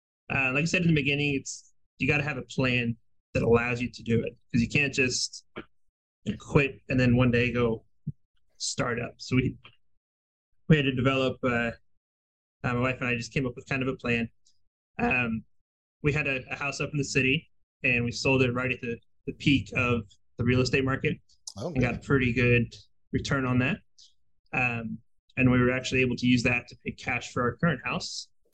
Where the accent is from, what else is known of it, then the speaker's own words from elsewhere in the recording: Kansas City, United States; we're actually new to this area. We're from Kansas City.